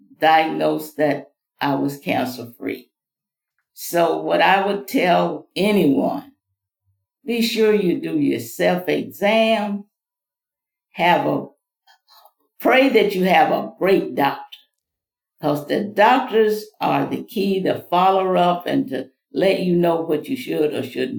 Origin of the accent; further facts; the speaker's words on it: Mississippi, United States; now in Florida, United States; I was born in Mississippi, came from a large family. I'm the 11th of 15 children.